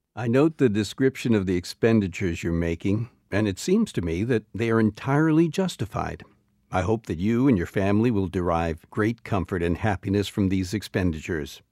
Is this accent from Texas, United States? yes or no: no; Thornton, New Hampshire, United States; the Pine Flat Ski Trail in my hometown of Thornton